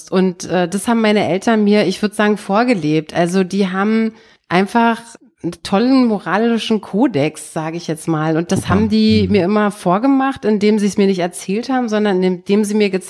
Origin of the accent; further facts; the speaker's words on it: East Germany, Germany; Bei uns im Osten hießen die ja Kosmonauten und nicht Astronauten